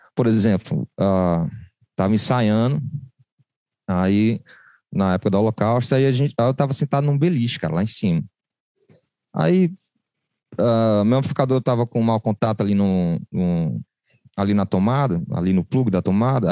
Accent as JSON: {"language": "Portuguese", "town": "Recife", "region": "Pernambuco", "country": "Brazil", "tie": "born or raised there", "moved": "yes", "lives_now": "Fortaleza, Brazil", "said": "eu cresci em Recife"}